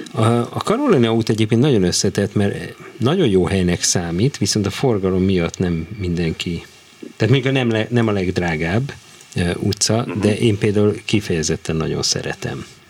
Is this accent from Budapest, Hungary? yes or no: yes; Budapest, Hungary; Káposztás megyeren